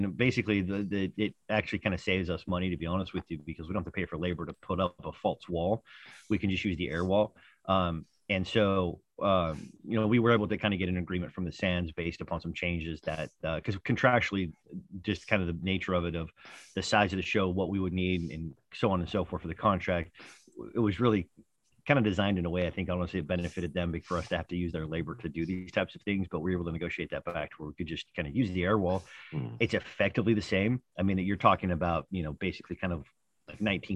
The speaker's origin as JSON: {"language": "English", "town": "Pleasant Grove", "region": "Utah", "country": "United States", "tie": "born or raised there", "said": "my hometown of Utah. It's in a place called Pleasant Grove, Utah"}